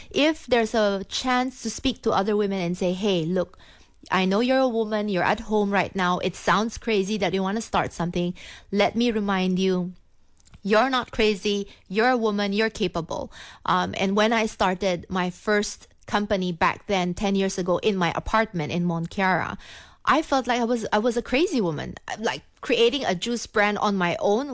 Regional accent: Philippines; moved away as an adult; also born or lived in Singapore; now in Kuala Lumpur, Malaysia; I was born in the Philippines, uh, from a Chinese family

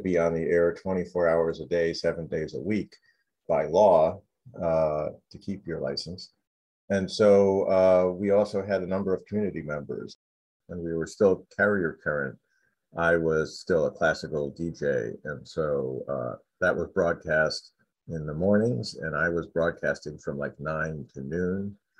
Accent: Philadelphia, Pennsylvania, United States; moved away as an adult; I grew up in Philadelphia

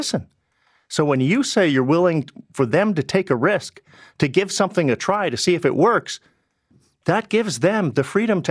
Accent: British Columbia, Canada; now in Ontario, Canada; I grew up in British Columbia.

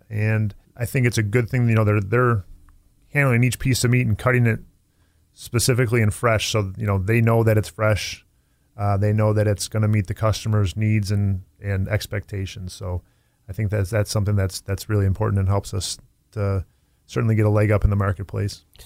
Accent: Tonawanda, New York, United States; I, I grew up in Tonawanda

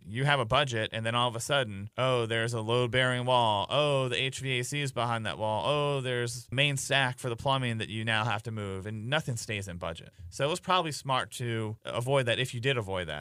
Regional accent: Baltimore, Maryland, United States; moved away as an adult; also born or lived in Carroll County, Maryland / Montgomery County, Maryland; now in Frederick, United States; born and raised in Baltimore

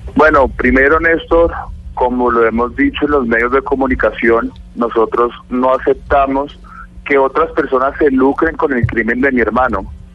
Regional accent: Bogotá, Colombia; nosotros somos rolos

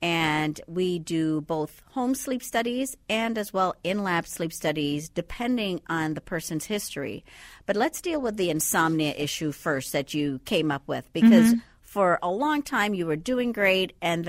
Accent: Andros, Bahamas

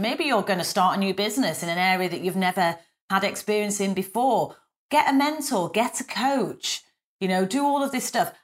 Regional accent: the north of England, United Kingdom; accent: northern; me with my northern accent

